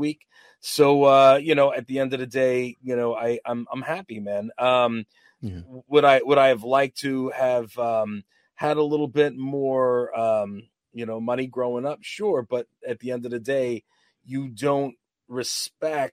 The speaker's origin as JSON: {"language": "English", "town": "Uniondale", "region": "New York", "country": "United States", "tie": "born or raised there", "said": "I'm New York. I'm Long Island"}